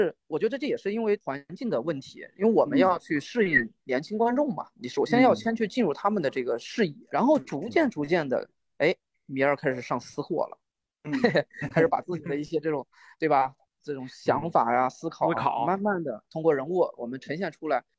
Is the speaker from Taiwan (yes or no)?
no; China; 我们作为一个中国人看到这种类型，我们为什么会觉得它不一样？